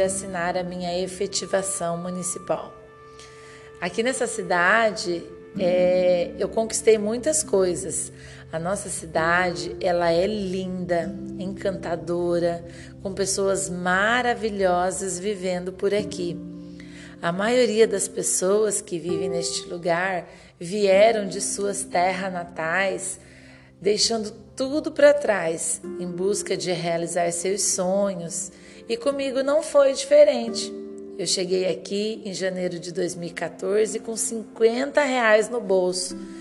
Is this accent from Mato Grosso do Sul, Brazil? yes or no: yes; Mato Grosso do Sul, Brazil; now in Lucas do Rio Verde, Brazil; sou nascida no Mato Grosso do Sul, mas já moro no Mato Grosso há 18 anos